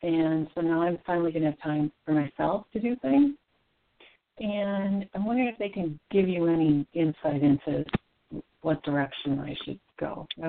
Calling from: Minnesota, United States; from Minnesota.

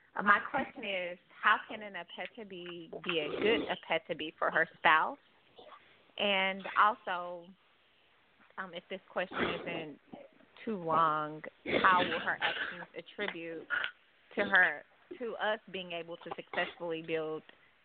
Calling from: Los Angeles, California, United States; I'm calling from Los Angeles.

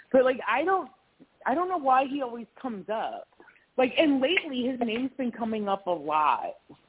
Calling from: Wisconsin, United States; hi, I'm in Wisconsin.

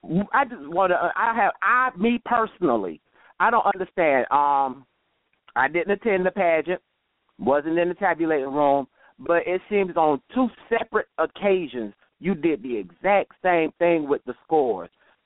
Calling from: Gainesville, Florida, United States; I'm doing very well. I'm from Gainesville, Florida.

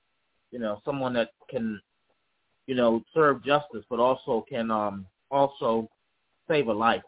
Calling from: Charlottesville, Virginia, United States; I'm calling from Charlottesville, Virginia.

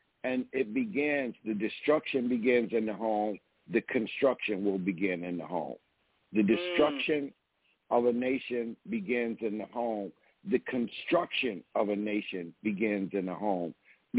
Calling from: DeKalb, Illinois, United States; I'm calling you from DeKalb, Illinois.

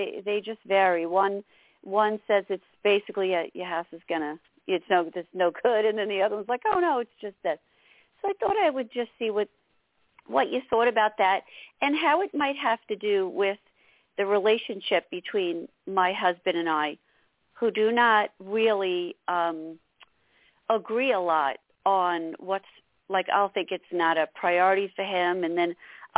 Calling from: New York, United States; Hi. And I'm calling from New York.

